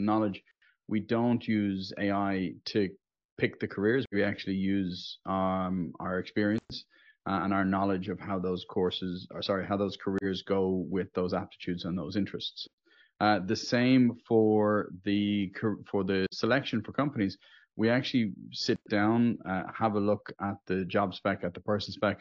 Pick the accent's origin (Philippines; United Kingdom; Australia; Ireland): Ireland; Dublin, Leinster; from Dublin in Ireland, which is also known as the center of the known universe